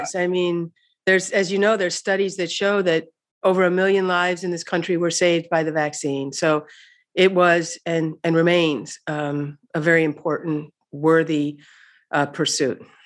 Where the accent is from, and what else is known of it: Missouri, United States; moved away